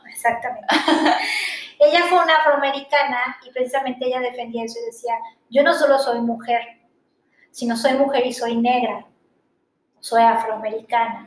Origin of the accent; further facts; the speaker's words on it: Mexico; yo soy una mujer, soy mexicana, soy joven